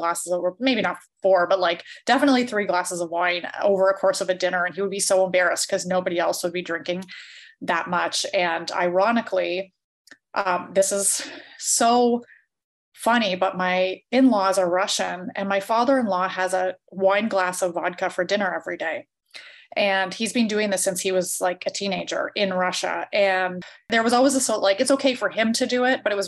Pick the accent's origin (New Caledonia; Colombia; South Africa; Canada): Canada; because I grew up in a small town and everybody drank, I'm from Canada